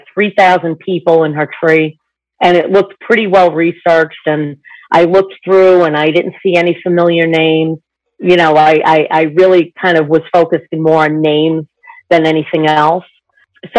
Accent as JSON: {"language": "English", "town": "New York City", "region": "New York", "country": "United States", "said": "I'm 60, and I am from New York City."}